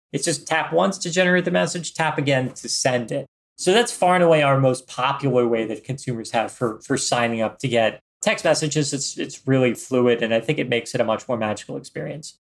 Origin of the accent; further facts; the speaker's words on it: Philadelphia, Pennsylvania, United States; We're both from Philadelphia area